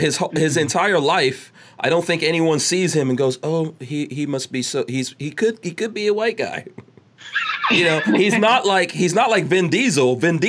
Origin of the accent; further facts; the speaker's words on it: Guyana; born there; also born or lived in Nigeria; I lived in Nigeria, so I've lived, and I was born in Guyana